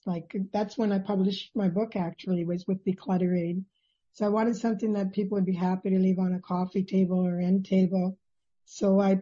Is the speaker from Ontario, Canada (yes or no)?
yes; Nipigon, Ontario, Canada; I was born in Nipigon, Ontario, the northernmost point of Lake Superior